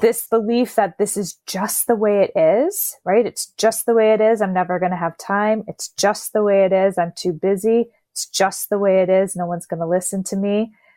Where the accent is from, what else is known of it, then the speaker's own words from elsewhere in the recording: Canada; 'cause I'm Canadian